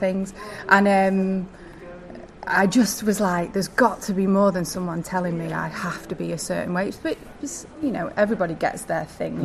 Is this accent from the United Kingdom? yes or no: yes; United Kingdom; also born or lived in New York; I'm also from the north. I don't know if you can tell my accent.